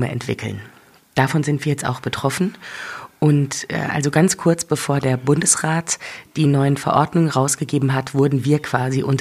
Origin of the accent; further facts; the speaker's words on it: North Rhine-Westphalia, Germany; Ich komme nämlich ursprünglich aus dem Ruhrgebiet.